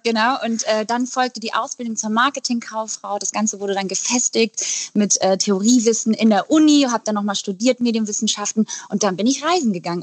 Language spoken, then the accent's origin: German; Eckernförde, Schleswig-Holstein, Germany; now in Hamburg, Germany; Ich komme nämlich eigentlich aus Eckernförde